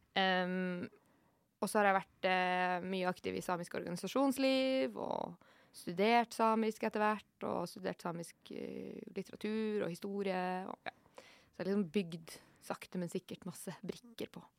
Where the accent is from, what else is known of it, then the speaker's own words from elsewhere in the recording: Norway; also born or lived in Oslo; jeg er jo nordmann